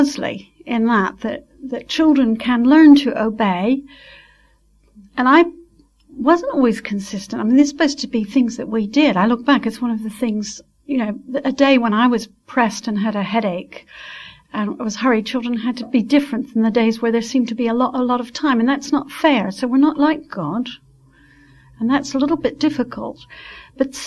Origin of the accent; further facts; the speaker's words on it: Switzerland; moved away; I was brought up in Switzerland where you really did obey